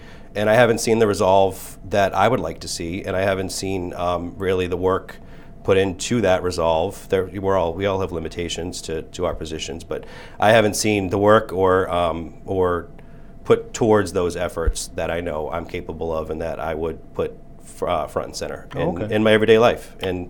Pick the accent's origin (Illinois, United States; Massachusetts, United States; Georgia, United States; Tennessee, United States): Massachusetts, United States; Quincy; I am a lifelong Quincy Point resident, lifelong Ward 2 resident. I grew up on Graham Street, and I currently own a home on Mount Street.